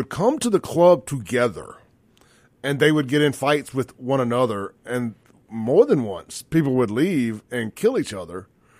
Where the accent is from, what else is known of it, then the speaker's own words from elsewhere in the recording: Jackson, Mississippi, United States; I grew up in South Jackson